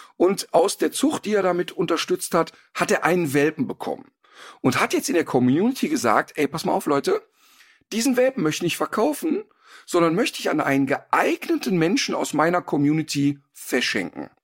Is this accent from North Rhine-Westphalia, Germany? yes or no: yes; Ruhr area, North Rhine-Westphalia, Germany; now in Cologne, Germany; Ich komme ja ursprünglich aus dem Robot und habe ja nicht so eine Ursprungsaffinität. Aber durch die 30 Jahre Köln